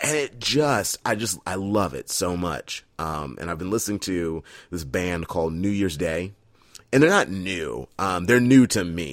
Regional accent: Fredericksburg, Virginia, United States; growing up in Fredericksburg, Virginia, heading to Stafford High School

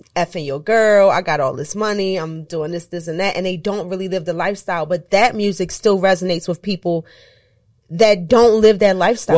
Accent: Baltimore, Maryland, United States; I'm from Baltimore, okay. so I'm repping for my hometown.

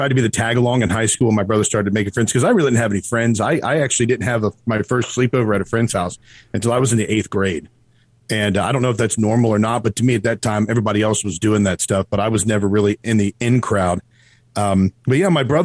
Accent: Erlanger, Kentucky, United States; also born or lived in Cleveland, Tennessee; Erlanger, Kentucky, which is, northern Kentucky, which is pretty much where I spent my whole life

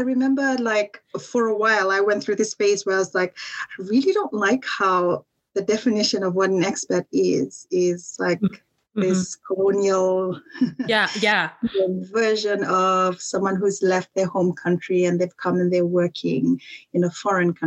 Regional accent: Fiji; moved away as an adult; also born or lived in Dubai; now in United Kingdom; for me growing up in Fiji

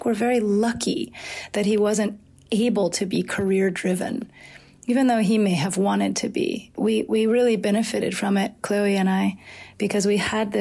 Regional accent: Atlanta, Georgia, United States; moved away as an adult; also born or lived in New Orleans / Asheville; back to Atlanta, to the house we were born and raised

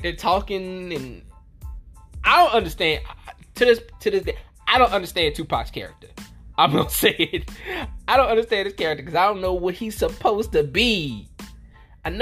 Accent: the South, United States; I'm from the South

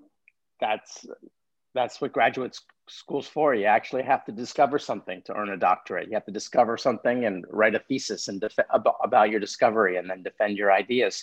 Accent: Los Angeles, California, United States; moved away; I grew up in Los Angeles.

